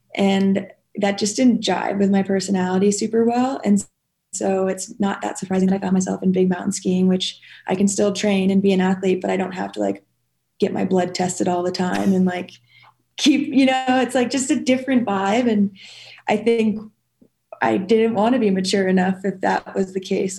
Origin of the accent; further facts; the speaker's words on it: New Hampshire, United States; moved away as an adult; now in Jackson, United States; Born and raised in New Hampshire, and moved to Jackson when I was 20